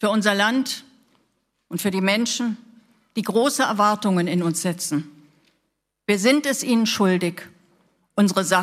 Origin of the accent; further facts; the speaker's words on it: Balingen, Baden-Württemberg, Germany; wir kommen aus Balingen.